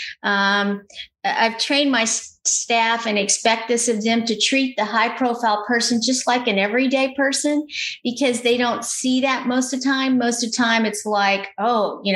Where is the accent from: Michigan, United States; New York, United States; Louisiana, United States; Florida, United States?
Louisiana, United States; I'm from Louisiana